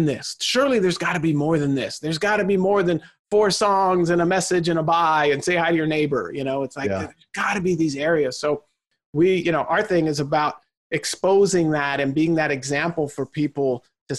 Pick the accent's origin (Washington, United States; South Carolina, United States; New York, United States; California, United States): California, United States; Southern; born and raised in Southern California